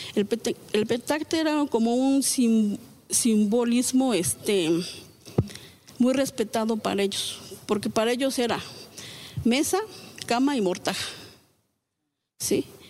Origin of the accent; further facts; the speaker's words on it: Xochicuautla, State of Mexico, Mexico; la comunidad que yo vengo de Xochicuautla